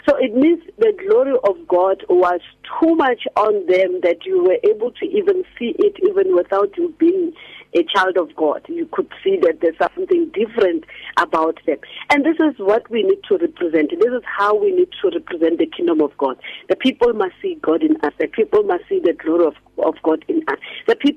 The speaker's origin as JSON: {"language": "English", "town": "Rustenburg", "region": "North West", "country": "South Africa", "tie": "born or raised there", "said": "when I was still growing up in Rustenburg"}